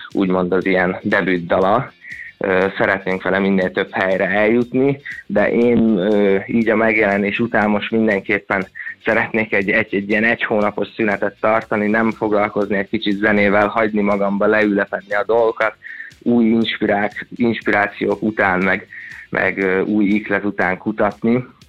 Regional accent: Székesfehérvár, Fejér, Hungary; moved away as an adult; also born or lived in Budapest; Én Székesfehérváron nőttem fel lakótelepen

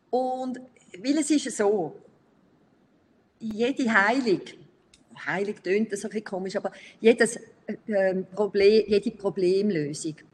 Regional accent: Brazil; ich, ich bin teilweise in Brasilien aufgewachsen und darum bin ich so noch ein bisschen stark geprägt äh, von Brasilien. Teil von meinem Herz ist immer noch da in Brasilien.

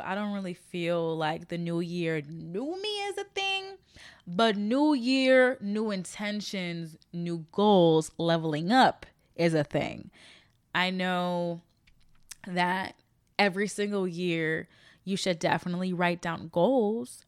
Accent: Chicago, Illinois, United States; now in Los Angeles, United States; I'm from Chicago, Illinois. I am currently based in Los Angeles, California.

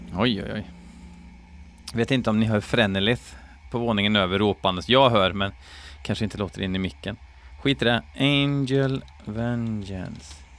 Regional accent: Skoghall, Värmland, Sweden; jag är från Skoghall

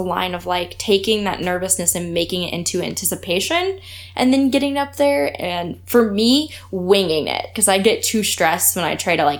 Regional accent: Topeka, Kansas, United States; I am from Topeka, Kansas

